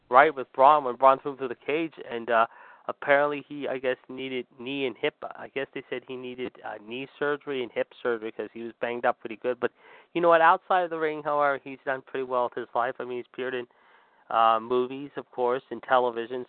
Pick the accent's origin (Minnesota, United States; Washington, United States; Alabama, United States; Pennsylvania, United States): Pennsylvania, United States; Pittsburgh; my hometown